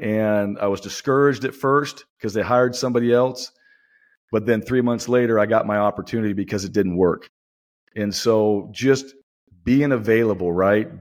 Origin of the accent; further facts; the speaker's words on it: Boise, Idaho, United States; moved away; it's my hometown